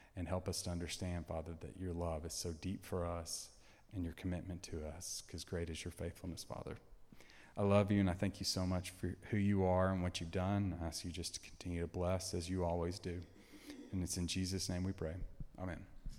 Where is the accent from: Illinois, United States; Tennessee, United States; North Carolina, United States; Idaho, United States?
Tennessee, United States; moved away as an adult; now in Texas, United States; I'm from Tennessee. All my family's in Tennessee.